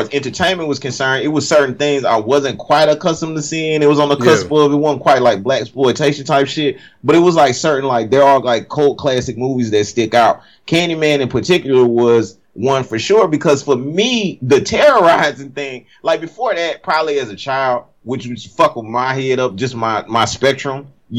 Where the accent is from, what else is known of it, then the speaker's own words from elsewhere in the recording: Cajun, Louisiana, United States; moved away; also born or lived in Baltimore, Maryland; I'm a South, you know, I'm a Cajun motherfucker at the end of the day, too, at the core.